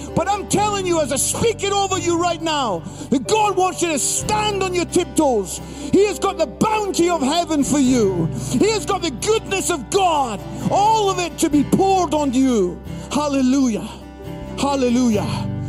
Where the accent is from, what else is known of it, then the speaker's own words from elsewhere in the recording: Edinburgh, Scotland, United Kingdom; also born or lived in Barnsley; I'm from Edinburgh, Scotland, most beautiful city in the world